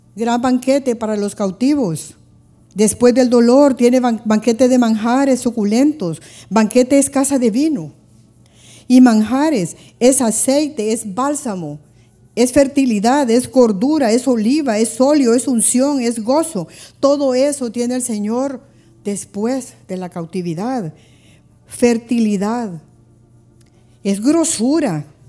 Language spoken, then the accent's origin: Spanish; Honduras; si nosotros estamos en otro país y miramos la bandera de Honduras